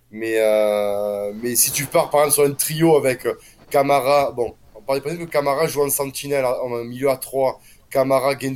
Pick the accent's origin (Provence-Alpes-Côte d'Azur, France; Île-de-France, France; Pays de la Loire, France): Provence-Alpes-Côte d'Azur, France; Marseille; je suis un Marseillais objectif.